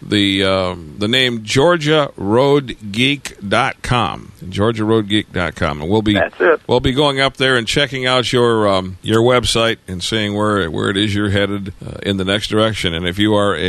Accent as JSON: {"language": "English", "town": "Detroit", "region": "Michigan", "country": "United States", "tie": "born or raised there", "moved": "yes", "said": "I'm a native Detroiter. I was from Detroit originally"}